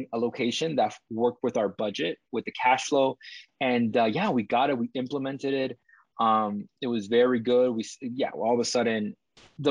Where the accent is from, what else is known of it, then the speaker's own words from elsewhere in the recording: Dominican Republic; now in Toronto, Canada; I come from the Dominican Republic